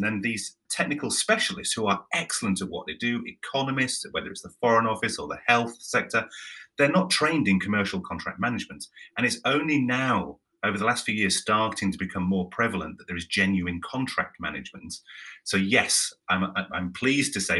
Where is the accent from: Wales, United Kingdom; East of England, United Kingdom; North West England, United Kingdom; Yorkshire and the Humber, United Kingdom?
Yorkshire and the Humber, United Kingdom; I'm from Yorkshire.